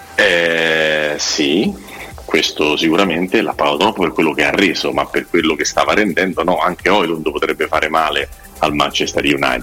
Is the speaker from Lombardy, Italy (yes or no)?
yes; Milan, Lombardy, Italy; sono milanese